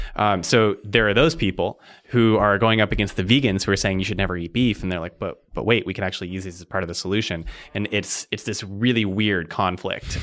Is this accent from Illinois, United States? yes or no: no; Arizona, United States; moved away as an adult; now in Seattle, United States; grew up in Arizona and I've lived in Seattle for eight years